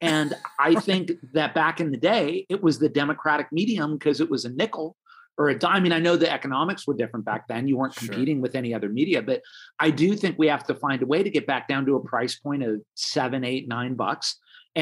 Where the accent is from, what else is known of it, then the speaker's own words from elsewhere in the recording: Los Angeles, California, United States; I'm a native Los Angelino